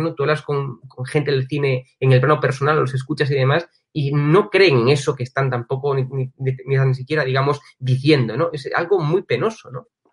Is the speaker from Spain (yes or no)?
yes; Spain; los españoles somos